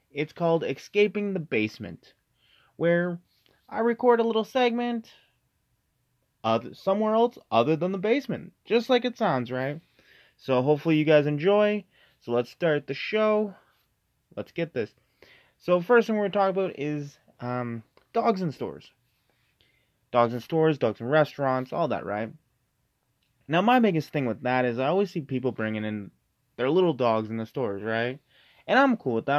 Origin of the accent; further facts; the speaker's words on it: Canada; we're from Canada